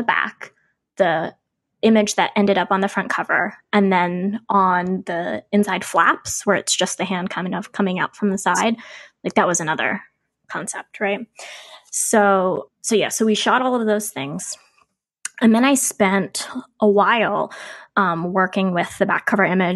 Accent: Ocean City, United States; I grew up near the Ocean City boardwalk

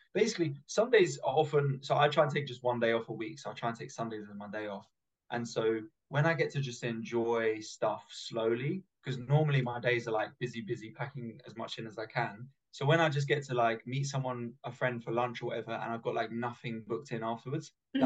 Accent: London, United Kingdom; I grew up in London, and so I'm used to the tube.

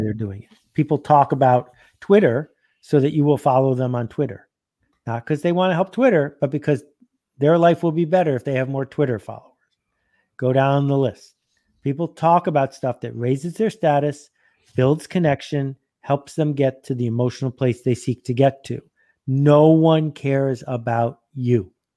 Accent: Buffalo, New York, United States; I grew up in Buffalo playing hockey

